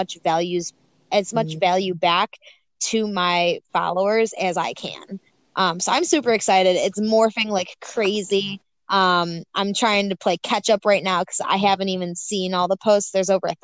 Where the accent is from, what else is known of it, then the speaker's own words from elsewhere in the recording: Buffalo, New York, United States; I am from Buffalo, New York, 24 years old